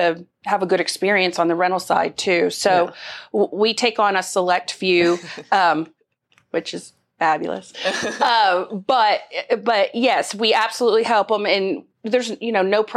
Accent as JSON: {"language": "English", "town": "Dallas", "region": "Texas", "country": "United States", "tie": "born or raised there", "moved": "as an adult", "lives_now": "Destin area, Florida, United States", "said": "we started flipping homes in Dallas. I grew up in Dallas."}